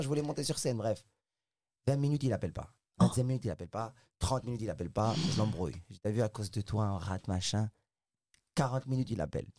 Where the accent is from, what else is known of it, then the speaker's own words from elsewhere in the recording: Casablanca, Casablanca-Settat, Morocco; moved away as an adult; now in France; j'ai grandi au Maroc à Casablanca à Casablanca au Maroc